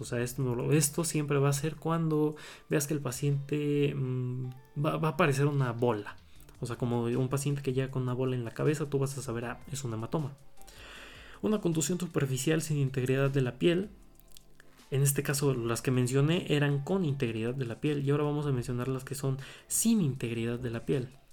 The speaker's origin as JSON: {"language": "Spanish", "region": "Puebla", "country": "Mexico", "said": "soy el Estado de Puebla"}